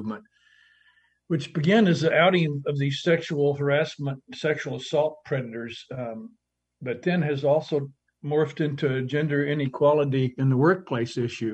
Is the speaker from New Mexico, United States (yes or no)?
yes; Hobbs, New Mexico, United States; my hometown of about 30,000 people, Hobbs, New Mexico